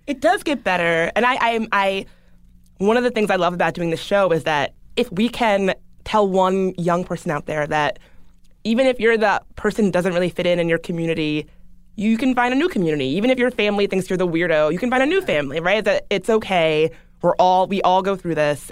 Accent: the South, United States; I grew up in the South

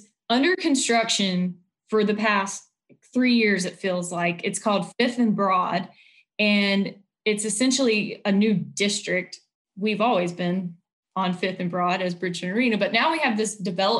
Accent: High Point, North Carolina, United States; moved away as an adult; also born or lived in Ohio; now in Nashville, United States; I'm from High Point, North Carolina.

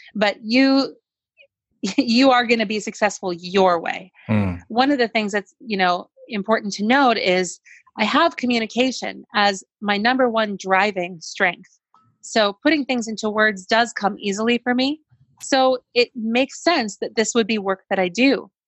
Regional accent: New York City, New York, United States; I grew up in New York City

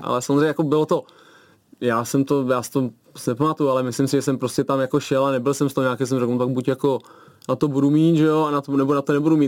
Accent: Tuchlovice, Central Bohemian Region, Czechia; my jsme z Tuchlovic vlastně, nebo táta pochází z Tochova, máma z Tuchlovic, mm-hmm. teď jsme v Tuchlovicích celý život tam jsem

